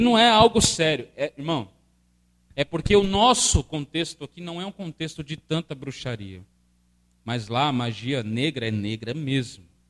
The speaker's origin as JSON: {"language": "Portuguese", "country": "Brazil", "said": "nós brasileiros. Nós brasileiros, brasileiros"}